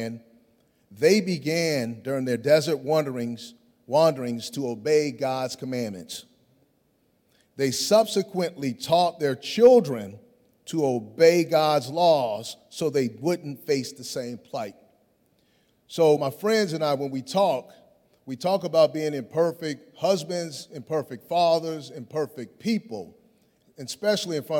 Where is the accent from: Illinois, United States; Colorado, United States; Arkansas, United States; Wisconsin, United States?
Illinois, United States; Chicago; growing up in Chicago